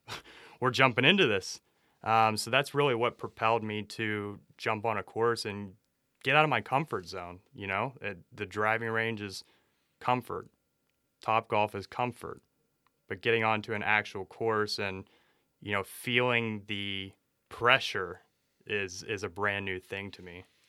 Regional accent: Youngstown, Ohio, United States; I grew up around in Youngstown, Ohio

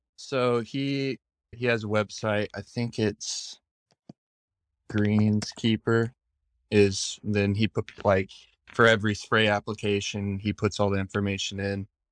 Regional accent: Bandon, Oregon, United States; I grew up in Bandon

